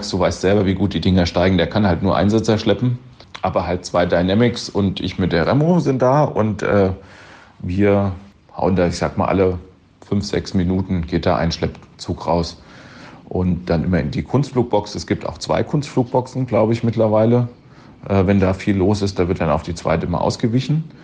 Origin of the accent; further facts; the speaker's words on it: Schwalmstadt-Ziegenhain, Hesse, Germany; Ja, das Ganze findet statt in Schweinstadt-Ziegenhain auf dem Flugplatz Der Ring. Das ist äh, der Ort, wo ich aufgewachsen bin. Ich habe da auch vor 25 Jahren das Fliegen begonnen auf diesem Platz.